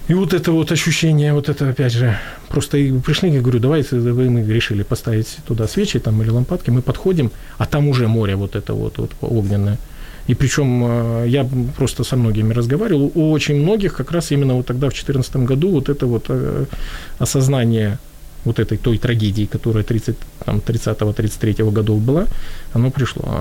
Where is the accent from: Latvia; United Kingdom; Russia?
Latvia; вот я рос в Латвии